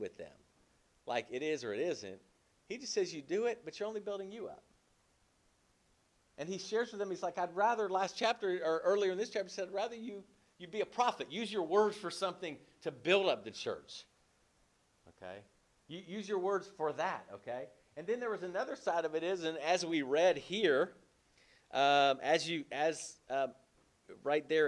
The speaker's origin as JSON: {"language": "English", "town": "Berkeley", "region": "California", "country": "United States", "tie": "born or raised there", "said": "I grew up in California. I grew up near Berkeley, California."}